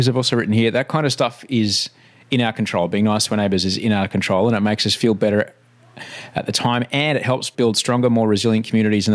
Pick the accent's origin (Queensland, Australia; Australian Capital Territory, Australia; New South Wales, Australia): Queensland, Australia; now in Sydney, Australia; I grew up in Queensland